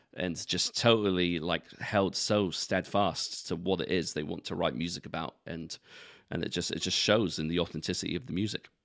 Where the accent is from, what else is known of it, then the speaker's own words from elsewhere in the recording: London, United Kingdom; where I grew up in London